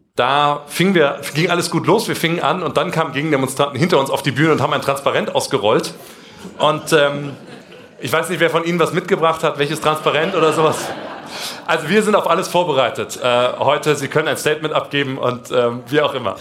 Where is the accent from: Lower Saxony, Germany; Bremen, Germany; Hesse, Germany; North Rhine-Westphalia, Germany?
Hesse, Germany; Kassel; wir kommen beide aus Kassel, Abitur Jakob Grimm Schule